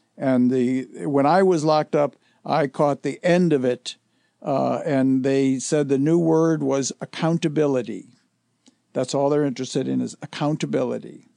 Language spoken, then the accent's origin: English; Detroit, Michigan, United States; I grew up in Detroit